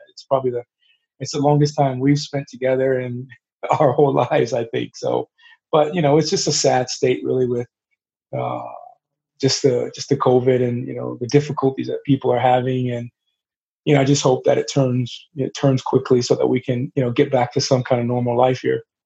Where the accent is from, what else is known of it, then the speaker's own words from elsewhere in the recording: Atlanta, Georgia, United States; I grew up in Atlanta, so we are living in Atlanta, Georgia